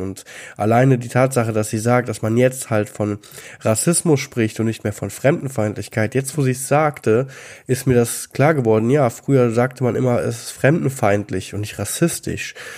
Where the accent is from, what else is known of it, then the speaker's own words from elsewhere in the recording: Germany; als Deutscher ohne Immigrationshintergrund